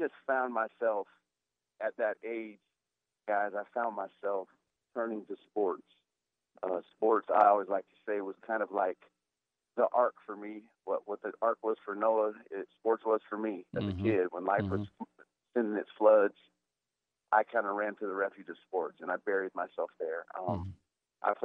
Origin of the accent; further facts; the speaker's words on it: Dolores, Colorado, United States; growing up in Colorado, it was just a really amazing family relationship, family-oriented place